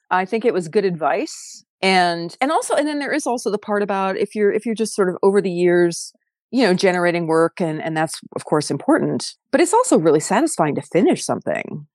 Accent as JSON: {"language": "English", "town": "San Diego", "region": "California", "country": "United States", "tie": "born or raised there", "also_born_or_lived": "South Dakota / Los Angeles", "said": "I was born on a farm in South Dakota, and then my parents and I moved to LA when I was one. So, I didn't grow up on a farm. I grew up in San Diego"}